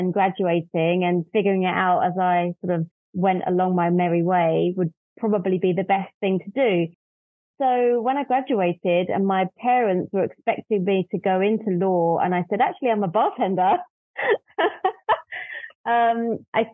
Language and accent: English; London, United Kingdom; also born or lived in north of England; I'm from London, and as a kid grew up on a diet of LA Law